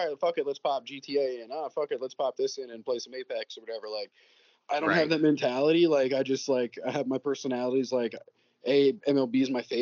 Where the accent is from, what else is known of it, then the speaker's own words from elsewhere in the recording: New York City, New York, United States; I'm born and raised in the Bronx